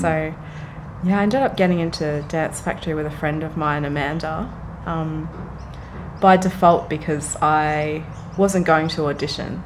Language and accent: English; Frankston, Victoria, Australia; moved away as an adult; also born or lived in Brisbane, Australia; now in Sydney, Australia; I was raised in Frankston